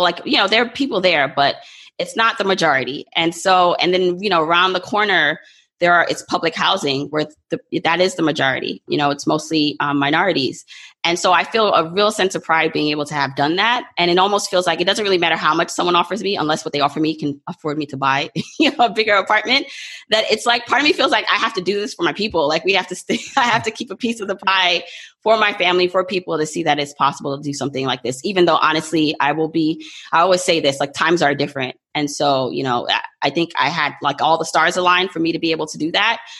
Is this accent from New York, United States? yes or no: yes; New York, United States; born or raised there; also born or lived in Jamaica